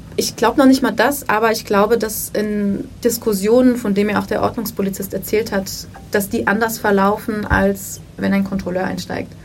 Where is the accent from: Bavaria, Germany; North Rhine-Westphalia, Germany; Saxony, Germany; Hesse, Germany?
Hesse, Germany; Wiesbaden; ich bin in Wiesbaden aufgewachsen